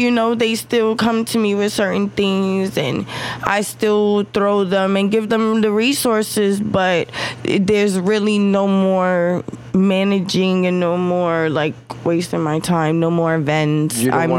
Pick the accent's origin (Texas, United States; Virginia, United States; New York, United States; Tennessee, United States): New York, United States; New York City; moved away as an adult; also born or lived in Lower East Side, Manhattan / Queens / Bronx / Staten Island; now in Central Florida, United States; I was raised in Sheepshead Bay, Flatbush, Brooklyn. You know, that was my teenage years. And then my adult years, I was in Queens. And then I moved to the Bronx, Mont Ave.